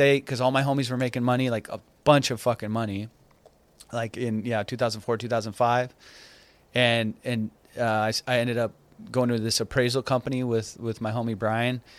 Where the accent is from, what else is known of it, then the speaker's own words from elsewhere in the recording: Orange, California, United States; also born or lived in Iran; I grew up in the city of Orange